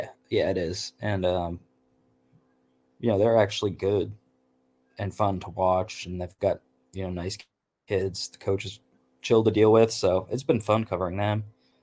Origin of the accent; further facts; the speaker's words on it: New England, United States; I grew up in New England. I went to school in the Boston area.